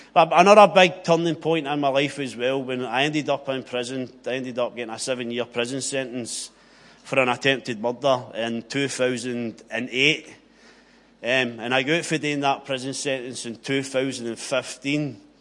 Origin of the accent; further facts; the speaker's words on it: Greenock, Scotland, United Kingdom; I grew up in Inverclyde, grew up with four brothers